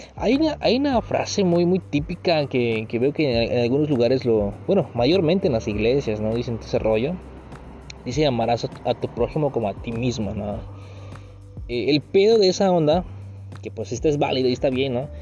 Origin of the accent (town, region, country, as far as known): Mexico